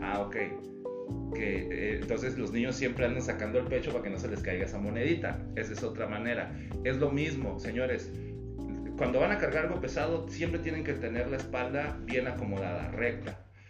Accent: Toluca, State of Mexico, Mexico; now in Mexicali, Mexico; yo no soy de aquí en Mexicali, tengo la mitad de mi vida aquí, pero eh, de donde yo soy, de, yo nací en Ciudad de México y viví en Toluca

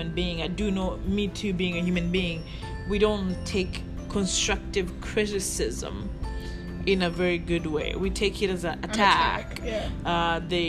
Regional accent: Canada; I happen to be Canadian. So for some reason, I am Rwandan Canadian

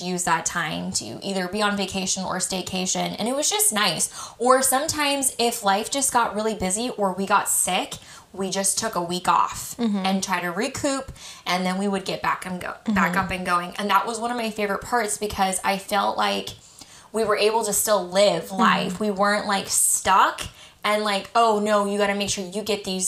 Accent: Colorado, United States; our church group that I went to as a child growing up in Colorado

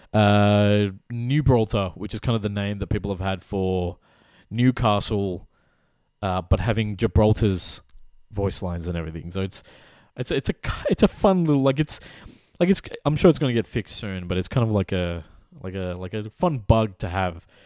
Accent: West Bengal, India; I'm from the East, So I'm from the region that was called Bengal, which is, like, split across Bangladesh and Calcut, like, West Bengal. So our part of India

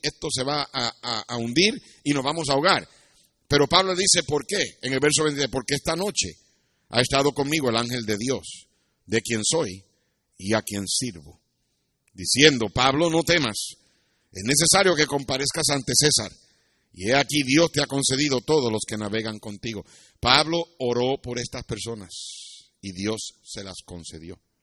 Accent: Puerto Rico; moved away as an adult; also born or lived in United States; cuando yo me fui de Puerto Rico a los 17 años

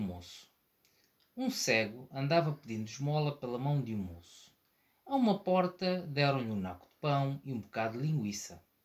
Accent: Maputo, Maputo City, Mozambique; nasci em Moçambique, em Lourenço Marques, atual Maputo.

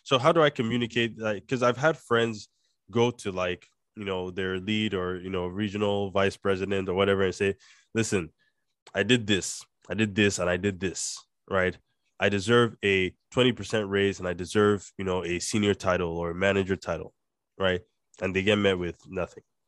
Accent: Nigeria; accent: Nigerian; my, my Nigerian accent

